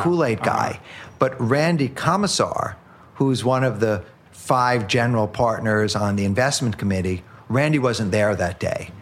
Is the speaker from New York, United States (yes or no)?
yes; New York City, New York, United States; I grew up in Upper Manhattan